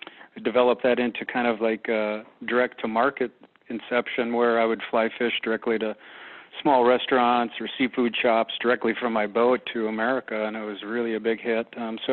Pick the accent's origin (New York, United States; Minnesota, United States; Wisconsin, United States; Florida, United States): Minnesota, United States; I'm originally from Minnesota, but our family came here for 3 years